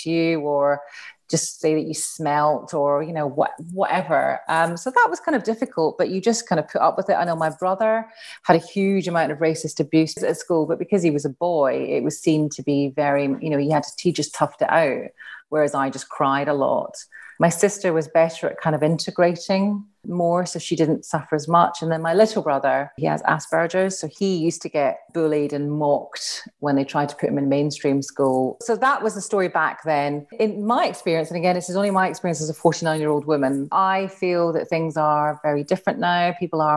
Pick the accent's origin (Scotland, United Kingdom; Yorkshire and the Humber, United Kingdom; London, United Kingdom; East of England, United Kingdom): Scotland, United Kingdom; Glasgow; But I grew up in Glasgow as well.